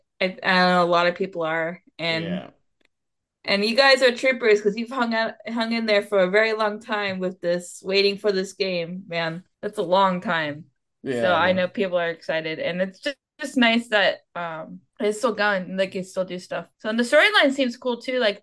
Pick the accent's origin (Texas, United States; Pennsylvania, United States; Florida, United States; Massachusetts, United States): Florida, United States; Central; I'm more from Central Florida